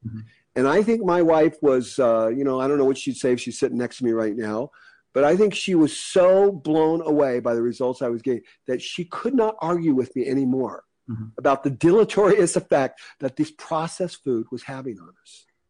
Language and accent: English; United States; I'm an American. I'm very lucky to be an American.